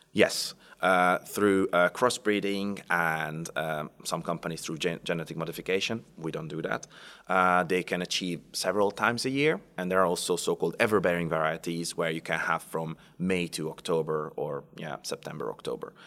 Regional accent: Hungary; moved away; I come from Hungary. I was born on the border between Austria and Hungary, uh, so very close to the Austrian border

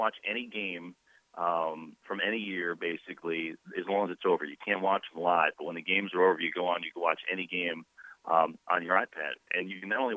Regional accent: Northeast, United States; I grew up in the Northeast.

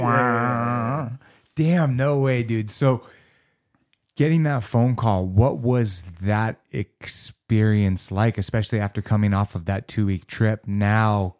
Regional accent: Los Angeles, California, United States; born and raised in Los Angeles, fucking California

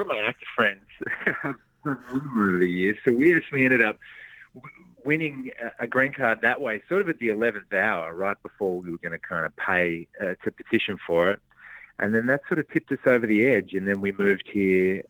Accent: Melbourne, Victoria, Australia; moved away as an adult; also born or lived in Launceston, Tasmania / Sydney; now in Los Angeles, United States; I was born down there and then uh, had my sort of formative years in Melbourne

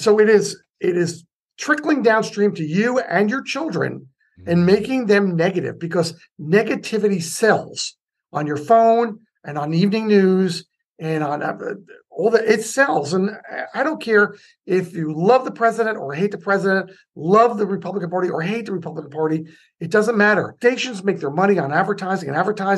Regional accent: United States; now in Lafayette, California, United States; I'm still from the New York area, New Jersey, New York

